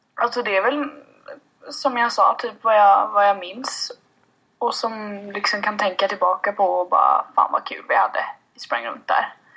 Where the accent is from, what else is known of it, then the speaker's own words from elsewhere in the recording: Sweden; Jag är född och uppväxt i, uppväxt i Kama